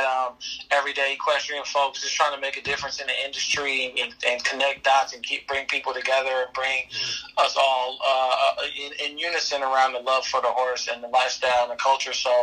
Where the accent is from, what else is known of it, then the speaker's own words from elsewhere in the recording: Compton, California, United States; we grew up in Compton